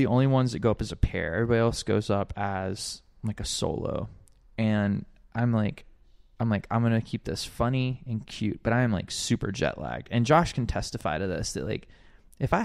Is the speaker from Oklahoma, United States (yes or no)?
no; Alabama, United States; moved away as an adult; now in Hawaii, United States; I grew up in Alabama